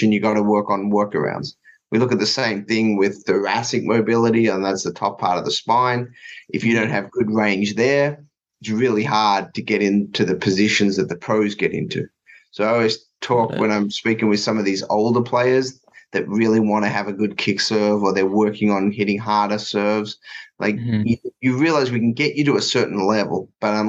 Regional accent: Melbourne, Victoria, Australia; moved away; I grew up in Melbourne, so I actually grew up about 10 or 15 minutes from the Australian Open.

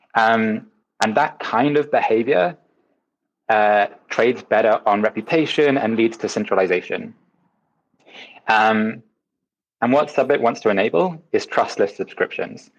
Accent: Wales, United Kingdom; I'm Welsh

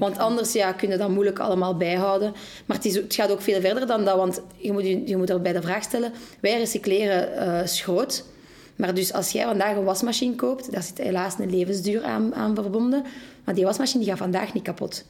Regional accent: Molenbeek, Brussels-Capital Region, Belgium; Wij zijn ook geboren en getogen in Molenbeek

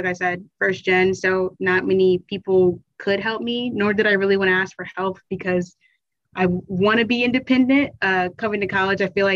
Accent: Chesterfield County, Virginia, United States; I am from Chesterfield County in Virginia

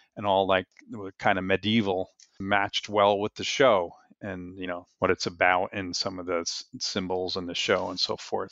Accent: New Jersey, United States; I grew up in New Jersey

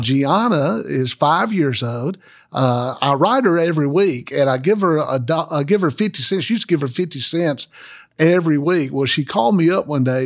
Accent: Macon, Georgia, United States; also born or lived in Birmingham, Alabama; now in Montgomery, United States; we grew up in Macon, Georgia. Uh, we had, I was born in Birmingham, but raised in Macon

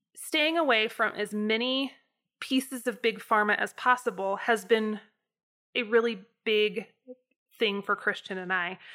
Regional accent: United States; my experience in the U S as a, as a American citizen

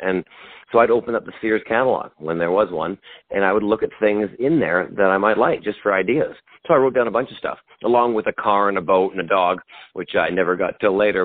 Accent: Vancouver, British Columbia, Canada; moved away as an adult; now in United States; I am originally from Vancouver, Canada. I am Canadian, and I'm now an American citizen as well.

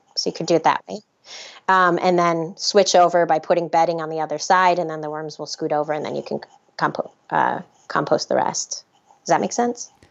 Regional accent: Minnesota, United States; I'm from Minnesota

